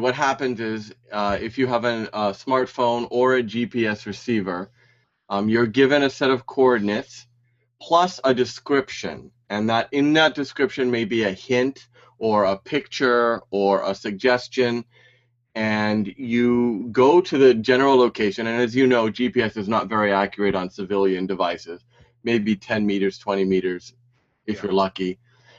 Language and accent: English; Hawaii, United States; now in Osaka, Japan; I live in Osaka, Japan, and I'm from the United States, from all over, but basically Hawaii.